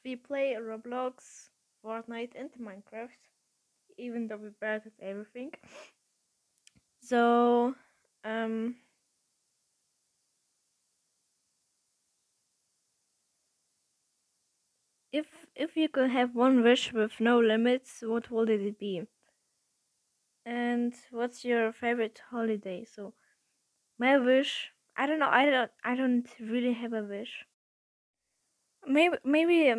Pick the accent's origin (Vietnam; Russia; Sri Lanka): Russia; I was born in Russia, but my nationality is actually German because my family is German.